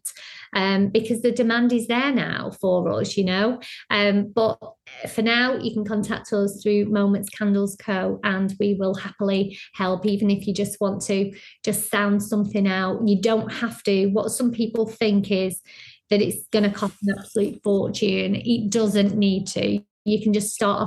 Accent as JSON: {"language": "English", "town": "Blackpool", "region": "North West England", "country": "United Kingdom", "tie": "born or raised there", "moved": "yes", "said": "I'm from Blackpool, so it's very seaside"}